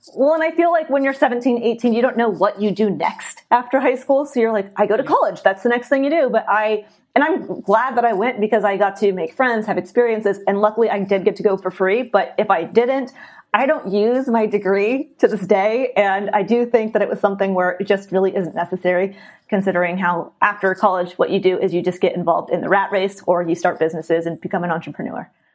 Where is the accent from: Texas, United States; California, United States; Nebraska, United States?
California, United States; San Diego; I was born and raised in San Diego, California